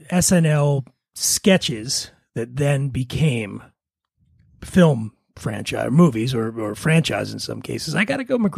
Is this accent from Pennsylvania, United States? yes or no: yes; Philadelphia, Pennsylvania, United States; I'm an, Eagles fan. I'm from Philly